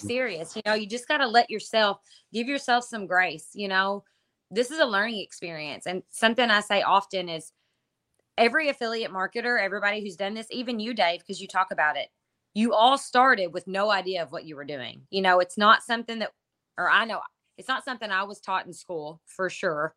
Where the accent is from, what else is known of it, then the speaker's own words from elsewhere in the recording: Kentucky, United States; I'm from Kentucky